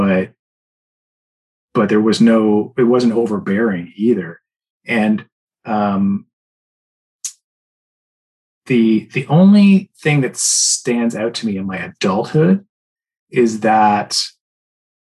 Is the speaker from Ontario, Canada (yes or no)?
yes; Port Hope, Ontario, Canada; I spent a lot of my adolescence growing up in Port Hope, which is a small town about an hour east of Toronto